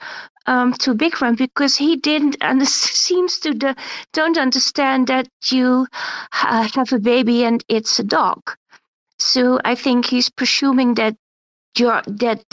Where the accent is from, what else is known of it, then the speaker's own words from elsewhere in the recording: Netherlands; I'm from Holland